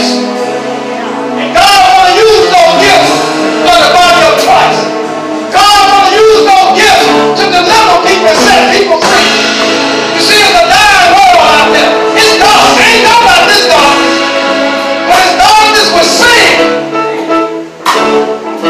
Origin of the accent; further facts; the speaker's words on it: Talladega, Alabama, United States; moved away; also born or lived in New York City; I was born in Talladega